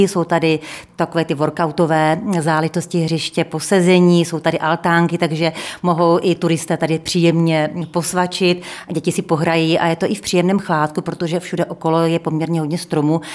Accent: Pardubice, Pardubice Region, Czechia; jsem z Pardubic

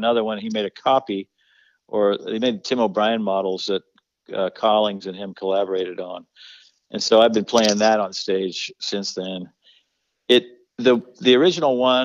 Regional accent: Wheeling, West Virginia, United States; moved away as an adult; also born or lived in Boulder, Colorado; I went back to my hometown in West Virginia

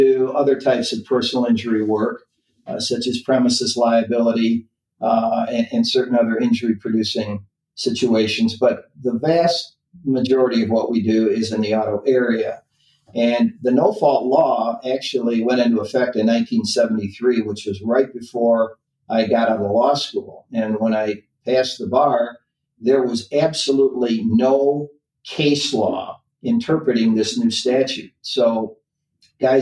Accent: Lansing, Michigan, United States; I grew up in Lansing, Michigan.

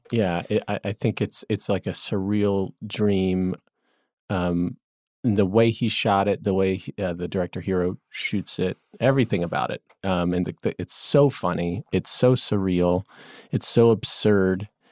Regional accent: Atlanta, Georgia, United States; an Atlanta based filmmaker and comedian, and I love Atlanta, both the show, my hometown

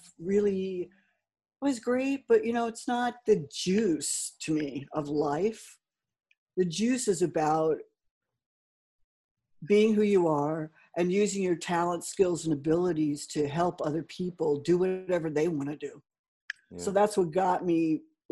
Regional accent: Los Angeles, California, United States; moved away; also born or lived in New York; Originally, I grew up in Los Angeles, in California

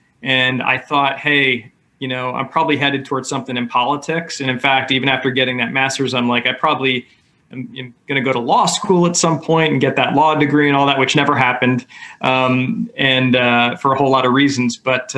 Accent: Washingtonville, New York, United States; also born or lived in Troy, New York; I grew up in the Washingtonville, New York area, which is really close to West Point, New York. And, you know, it was a great place to grow up and live. I was born in Troy, New York, which is near Albany, New York, but my family ended up in Washingtonville, New York.

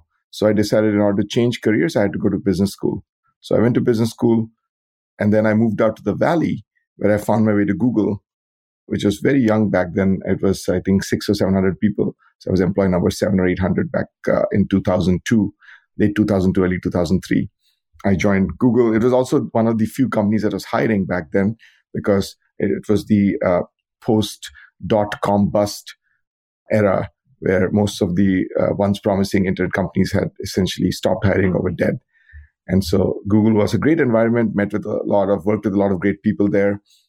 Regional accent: India; moved away as an adult; now in United States; So I grew up in India, where I got a bachelor's degree in computer science. Like many people, I came to the U.S. to get to go to graduate school.

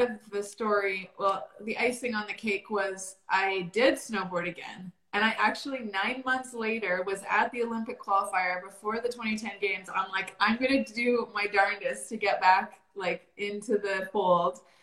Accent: Calgary, Alberta, Canada; I grew up here in Calgary, Alberta, Canada

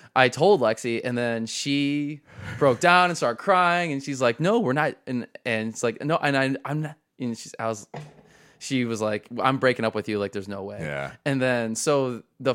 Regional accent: Tiffin, Ohio, United States; I was born in Tiffin

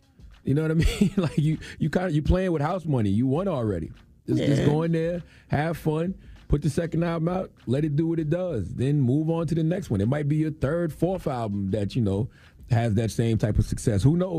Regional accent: Moncks Corner, South Carolina, United States; because the Braves used to always be on TV growing up in Monk's Corner, South Carolina.

